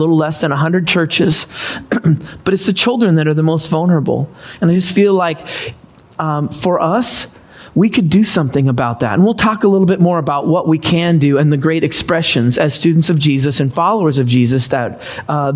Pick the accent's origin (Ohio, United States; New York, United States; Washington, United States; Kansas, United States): Washington, United States; Seattle area; moved away as an adult; also born or lived in Los Angeles, California; Don and I, we grew up in Washington State. Grew in the Seattle area